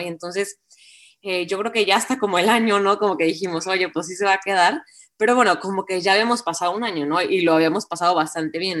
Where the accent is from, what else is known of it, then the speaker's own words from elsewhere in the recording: Colima, Mexico; me regresé a Colima, de donde soy